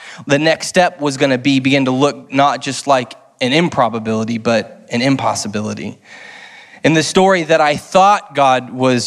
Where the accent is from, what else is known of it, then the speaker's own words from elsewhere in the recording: Lee's Summit, Missouri, United States; moved away as an adult; now in St. Louis, United States; I grew up in Lee Summit. For those of you who know who Lee Summit, outside of KC